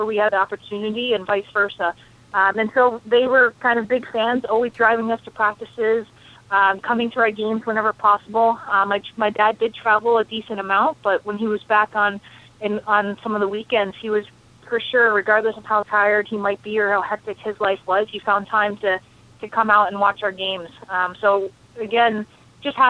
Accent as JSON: {"language": "English", "region": "Connecticut", "country": "United States", "tie": "born or raised there", "said": "I grew up in Connecticut"}